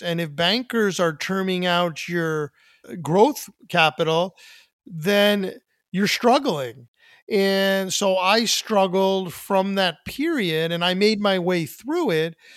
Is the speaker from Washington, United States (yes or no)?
no; New Jersey, United States; We're from New Jersey.